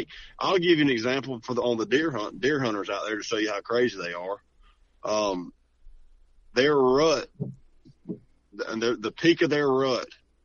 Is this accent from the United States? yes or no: yes; Georgia, United States; because we're all from Georgia.